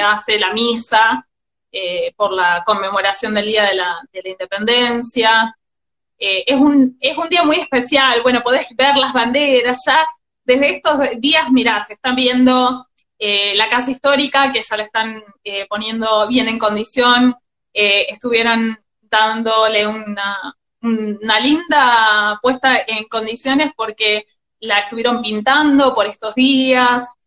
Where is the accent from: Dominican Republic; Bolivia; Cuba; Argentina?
Argentina; General Pirán, Buenos Aires Province; also born or lived in Mar del Plata; now in San Miguel de Tucumán, Argentina; nací en Mar del Plata, pero estoy anotada en General Pirán y me siento orgullosamente piranense